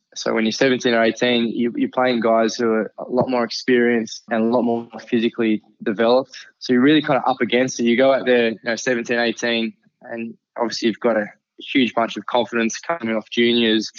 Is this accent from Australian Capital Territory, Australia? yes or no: yes; Canberra, Australian Capital Territory, Australia; I grew up in Canberra, which is actually the capital of Australia.